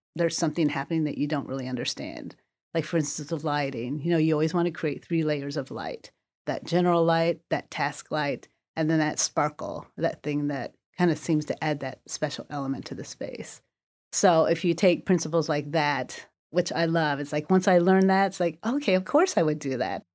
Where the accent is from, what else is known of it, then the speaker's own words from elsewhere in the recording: Terre Haute, Indiana, United States; also born or lived in Korea; I grew up mostly in Terre Haute, Indiana